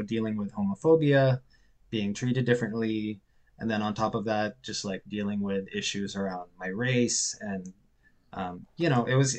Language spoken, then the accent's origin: English; Philippines; moved away as an adult; also born or lived in Cebu; now in Halifax, Canada; I'm Filipino and Canadian, but I grew up in the Philippines.